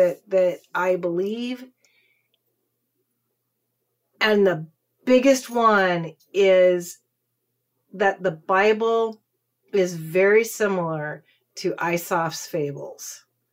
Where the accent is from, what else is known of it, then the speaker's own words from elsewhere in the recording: Texas, United States; I'm a Texan.